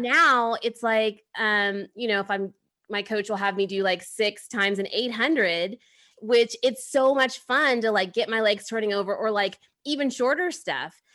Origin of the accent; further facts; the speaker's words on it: Midwest, United States; now in California, United States; I'm from the Midwest